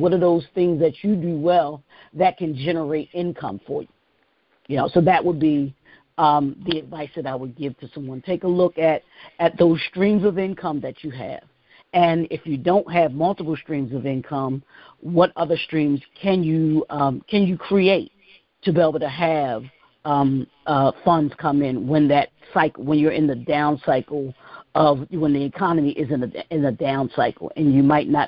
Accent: Baltimore, Maryland, United States; grew up in Baltimore, grew up, born and raised in Baltimore, Maryland

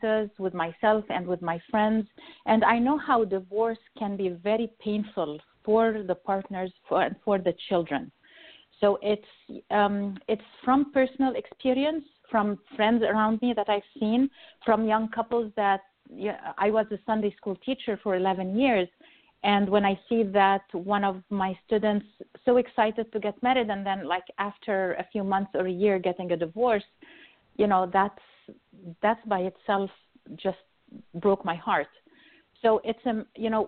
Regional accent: Egypt; moved away as an adult; now in United States; I'm originally from Egypt, Pharaoh's country.

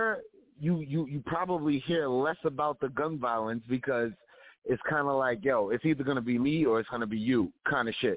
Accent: New York City, New York, United States; I'm from New York. I'm from Queens.

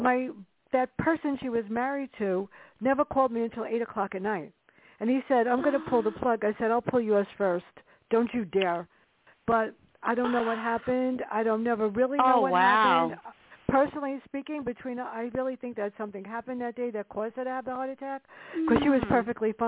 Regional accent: New York City, New York, United States; growing up in the Bronx

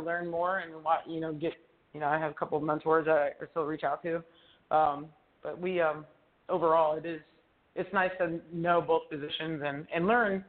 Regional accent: Cleveland, Ohio, United States; now in Pittsburgh, United States; I'm born and raised in Cleveland

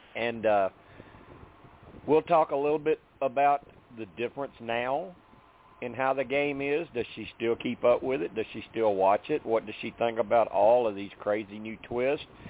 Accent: Arkansas, United States; I'm from Arkansas

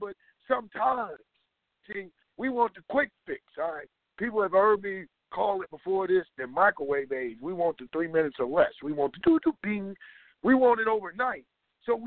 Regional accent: United States; I'm from America

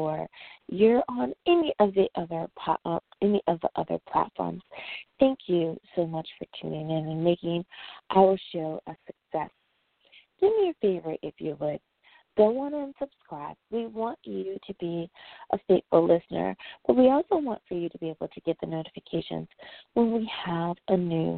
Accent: United States; my home country, the USA

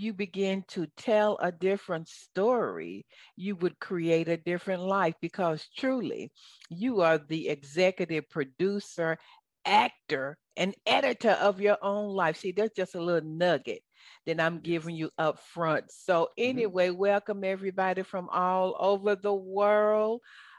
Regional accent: the South, United States; accent: southern; I know you love my southern accent

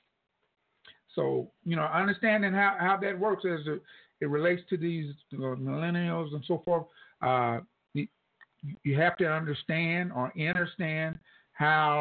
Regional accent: Tulsa, Oklahoma, United States; now in Houston, United States; growing up in Tulsa, I live in Houston.

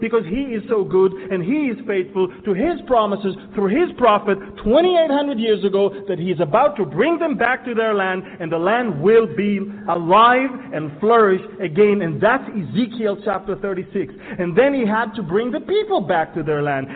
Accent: Israel; I'm an Israeli. I was born in Israel and I grew up in Israel.

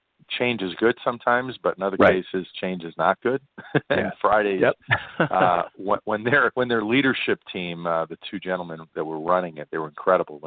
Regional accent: Long Island, New York, United States; moved away as an adult; also born or lived in Brooklyn, New York; now in Las Vegas, United States; I grew up in New York, born in Brooklyn, grew up in Long Island

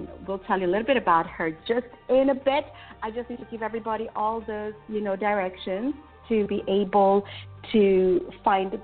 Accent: Kenya; now in United Kingdom; I'm also originally from Kenya

